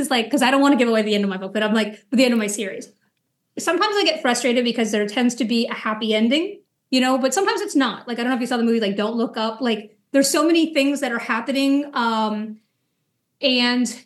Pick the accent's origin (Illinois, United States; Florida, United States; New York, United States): Florida, United States; near Kennedy Space Center; I grew up near Kennedy Space Center in Florida.